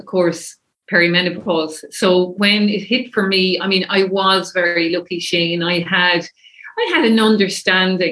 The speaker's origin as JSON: {"language": "English", "town": "Kilkenny", "region": "Leinster", "country": "Ireland", "moved": "yes", "lives_now": "Dublin, Ireland", "said": "I'm from Kilkenny originally"}